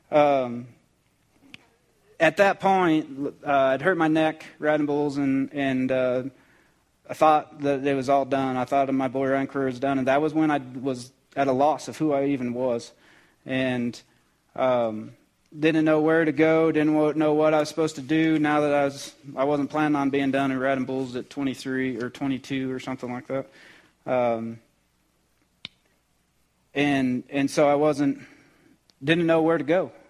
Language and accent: English; Cheyenne, Wyoming, United States; also born or lived in Colorado / Texas / Oklahoma / Phoenix; I lived all over northern Colorado. I, I grew up in Cheyenne, moved to Texas, moved back to Colorado, moved to Oklahoma, Phoenix, uh, all over the place and never never really had a home